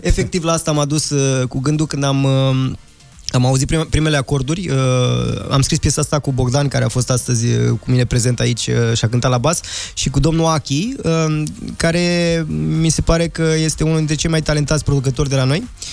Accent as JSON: {"language": "Romanian", "region": "Transylvania", "country": "Romania", "moved": "yes", "lives_now": "Bucharest, Romania", "said": "fiind un băiat uh, ardelean venit în București"}